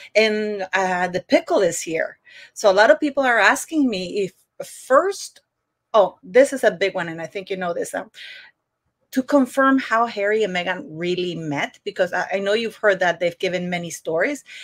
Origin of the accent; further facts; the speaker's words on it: Canada; Canada, one of them, I'm Canadian